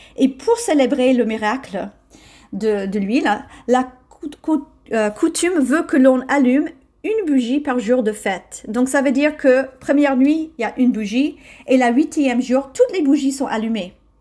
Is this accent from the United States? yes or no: yes; United States; now in France; je suis américaine